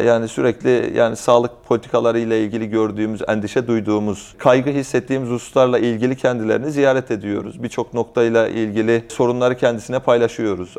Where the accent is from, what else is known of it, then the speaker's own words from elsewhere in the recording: Malatya, Turkey; Yani ben dört kuşak önceden Konyalıyım, ancak doğma büyüme Malatyalıyım